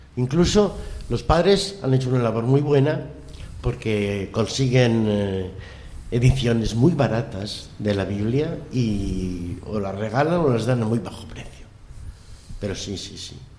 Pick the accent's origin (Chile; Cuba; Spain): Spain; yo soy español